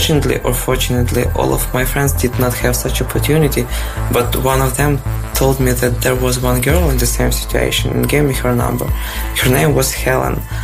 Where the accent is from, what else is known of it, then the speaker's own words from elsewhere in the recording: Odesa, Odesa Oblast, Ukraine; I'm from Odessa, Ukraine